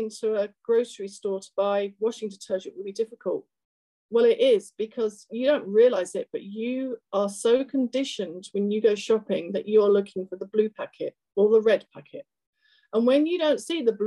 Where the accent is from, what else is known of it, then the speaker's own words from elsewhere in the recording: London, United Kingdom; moved away as an adult; now in Maple Grove, United States; I was born in London on a foggy day many moons ago in London, the UK.